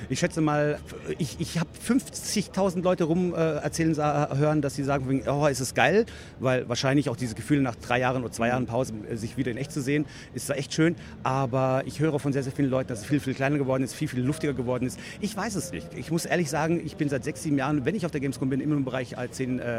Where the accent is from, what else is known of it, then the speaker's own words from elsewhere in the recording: Rhineland-Palatinate, Germany; das ist die Binary Impact GmbH aus dem Westerwald, also meine, meine Heimat. Also ich komme ursprünglich aus dem Westerwald, falls es den einen oder anderen interessiert.